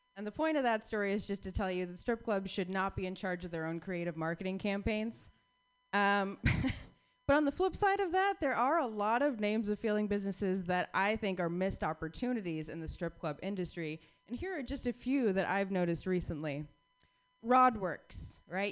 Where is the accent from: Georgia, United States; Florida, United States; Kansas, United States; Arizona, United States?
Arizona, United States; Phoenix; my hometown favorite, Long Wongs. I drove past Long Wongs, or I rode past Long Wongs rather, for 16 years in Phoenix, Arizona